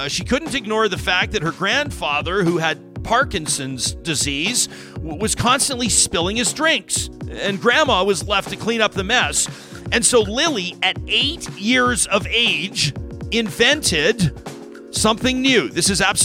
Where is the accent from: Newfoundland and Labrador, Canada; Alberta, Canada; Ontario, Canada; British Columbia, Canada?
Alberta, Canada; Calgary; My first job in media was for the Calgary Herald